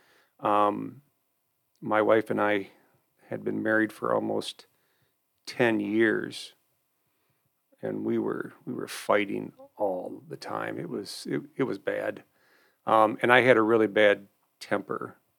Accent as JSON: {"language": "English", "town": "Albion", "country": "United States", "tie": "born or raised there", "also_born_or_lived": "North Adams", "said": "I grew up in Albion"}